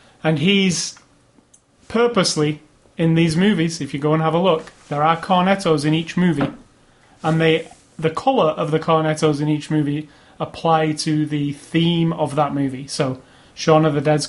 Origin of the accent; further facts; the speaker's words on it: United Kingdom; I'm British